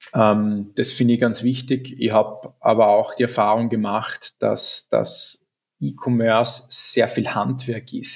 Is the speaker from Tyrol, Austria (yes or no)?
no; Graz, Styria, Austria; Bin ja gebürtiger Grazer